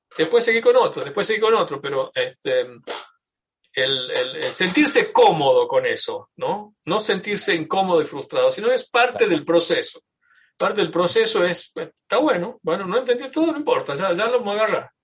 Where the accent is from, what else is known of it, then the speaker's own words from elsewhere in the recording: Tucumán, Argentina; now in United States; yo soy tucumano, argentino y tengo eh, una identificación cultural muy fuerte con, mi, con mi país